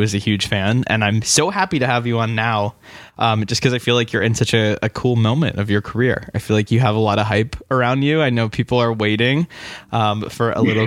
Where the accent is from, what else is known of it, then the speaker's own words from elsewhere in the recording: Massachusetts, United States; I'm from Massachusetts